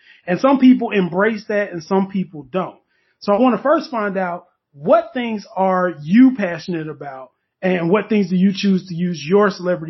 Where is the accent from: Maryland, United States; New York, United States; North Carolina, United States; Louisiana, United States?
North Carolina, United States; Henderson; also born or lived in Durham, North Carolina; I moved to Durham and it felt like an upgrade because I grew up in Henderson.